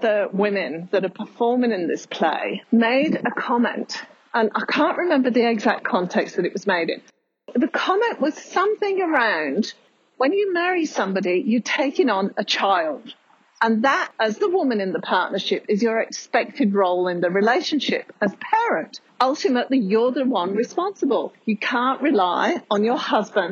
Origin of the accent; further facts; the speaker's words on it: United Kingdom; now in Australia; I'm British